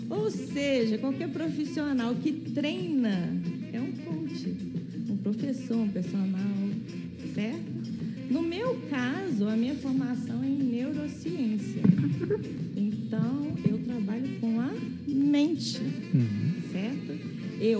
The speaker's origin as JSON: {"language": "Portuguese", "town": "Visconde do Rio Branco", "region": "Minas Gerais", "country": "Brazil", "moved": "yes", "said": "quando eu conheci o método, que eu né, saí de Visconde do Rio Branco, fui estudar fora"}